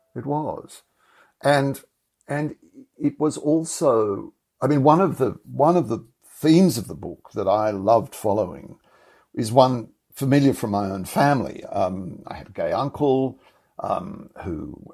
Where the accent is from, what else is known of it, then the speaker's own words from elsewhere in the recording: Australia; I'm profoundly Australian and this is my home